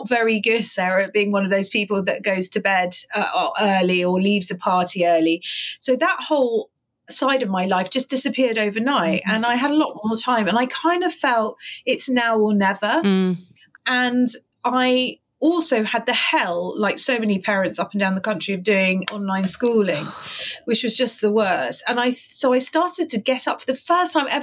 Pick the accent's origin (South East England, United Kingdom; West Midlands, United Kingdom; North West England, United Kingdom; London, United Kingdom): London, United Kingdom; I'm a Londoner, born and bred